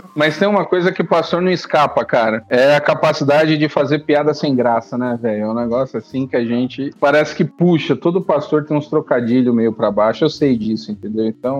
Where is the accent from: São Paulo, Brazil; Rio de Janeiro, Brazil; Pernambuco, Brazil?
São Paulo, Brazil; moved away as an adult; also born or lived in Piauí; now in Timon, Brazil; eu sou paulistano, eu cresci em São Paulo, nasci em São Paulo, cresci em São Paulo